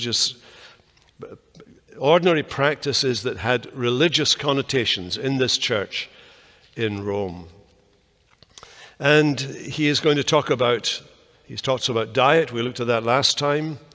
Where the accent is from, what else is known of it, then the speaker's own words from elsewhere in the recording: Scotland, United Kingdom; when I was growing up in Scotland